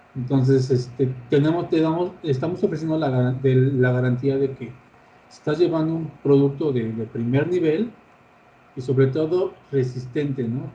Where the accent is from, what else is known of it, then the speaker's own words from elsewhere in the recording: Mexico; como mexicanos